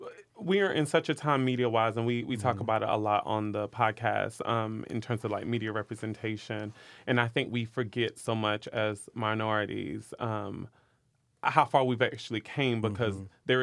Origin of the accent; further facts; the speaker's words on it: the South, United States; Growing up in the South, we would hear about, like, stuff like